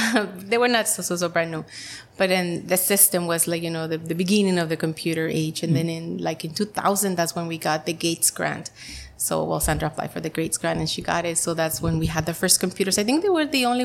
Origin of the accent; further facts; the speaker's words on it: Mexicali, Baja California, Mexico; English is a second language; moved away as an adult; also born or lived in San Diego / San Jose; now in El Centro, United States; I grew up in Mexicali, and when I was 19 years old, we moved to El Centro